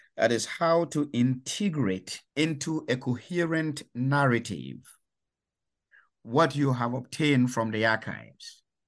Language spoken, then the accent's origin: English; Ghana; moved away as an adult; I come from Ghana. uh, in West Africa, and that was where I was born, raised, and educated